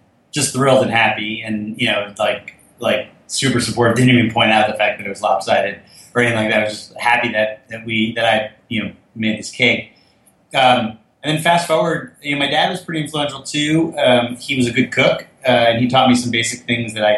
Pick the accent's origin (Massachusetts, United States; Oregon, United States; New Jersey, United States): New Jersey, United States; Fort Lee; We grew up in Fort Lee, New Jersey.